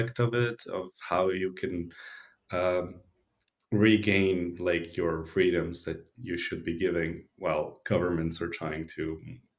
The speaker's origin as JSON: {"language": "English", "town": "Belgrade", "country": "Serbia", "tie": "born or raised there", "said": "I'm based from Belgrade in Serbia, born and raised. I've been here all my life"}